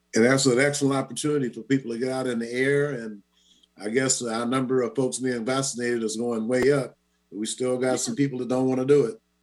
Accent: Seattle, Washington, United States; also born or lived in Shreveport, Louisiana; I grew up in Seattle since I was 10 years old

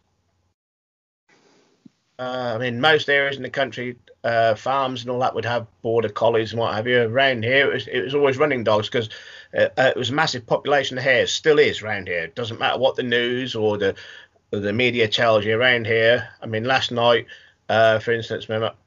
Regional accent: the Fens, East of England, United Kingdom; I'm born and bred on the Fens, which is probably one of the greatest hunting areas in the UK

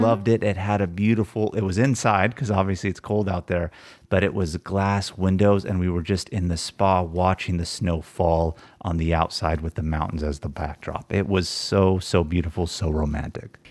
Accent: United States; being American

